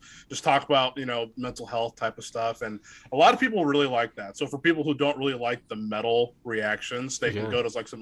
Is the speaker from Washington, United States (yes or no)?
yes; Washington, United States; also born or lived in Oakland, California; I'm in Washington State, and so I grew up here